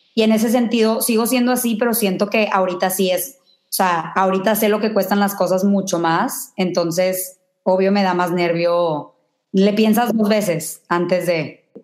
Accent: Mexico; now in New York, United States; soy de México

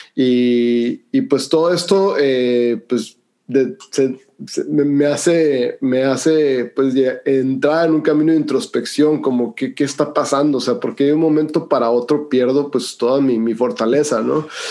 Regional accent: Hermosillo, Sonora, Mexico; soy de Hermosillo, Sonora y, pues soy el quinto de una familia grande

